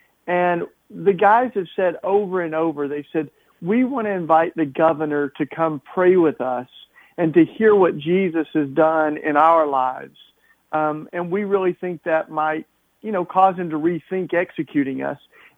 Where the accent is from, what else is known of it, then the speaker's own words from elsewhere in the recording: Tennessee, United States; moved away; This is my home state where I grew up